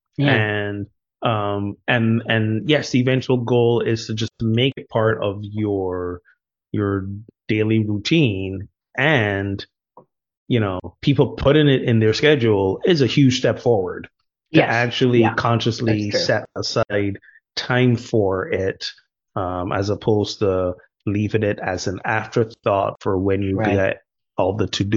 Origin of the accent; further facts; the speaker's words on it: Barbados; also born or lived in United States; now in Morocco; my home country, Barbados, which arguably is a little more gender progressive